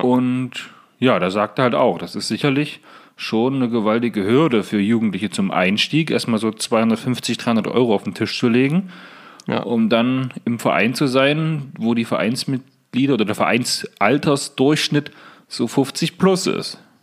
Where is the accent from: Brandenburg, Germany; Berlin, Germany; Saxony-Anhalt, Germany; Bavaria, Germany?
Saxony-Anhalt, Germany; hier bei uns in Sachsen-Anhalt